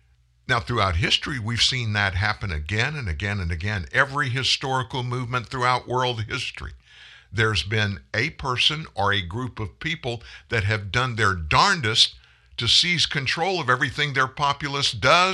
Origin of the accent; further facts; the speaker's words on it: Louisiana, United States; I'm not a Cajun, which I am a Cajun from South Louisiana, but I'm not just that.